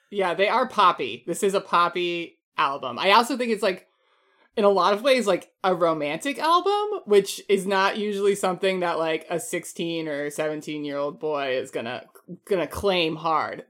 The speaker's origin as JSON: {"language": "English", "town": "Chesterfield", "region": "New Hampshire", "country": "United States", "tie": "born or raised there", "said": "I'm from Chesterfield, New Hampshire"}